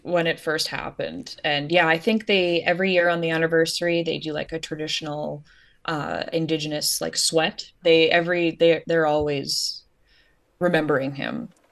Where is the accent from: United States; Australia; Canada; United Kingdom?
Canada; Canadian. I'm Canadian.